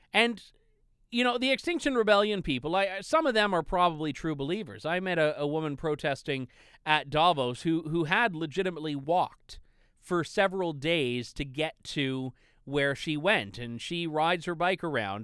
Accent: Canada; I'm relatively far south in Canada

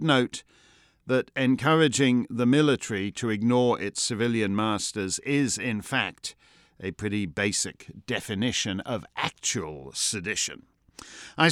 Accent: Canada; now in New Hampshire, United States; Being Canadian

